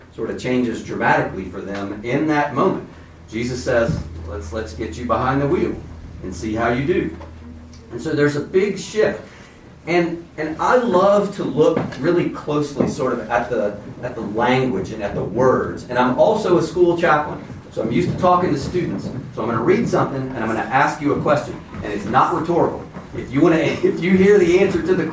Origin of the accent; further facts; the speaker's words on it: Baton Rouge, Louisiana, United States; I'm from Baton Rouge, Louisiana. In case you hear that in my accent or my voice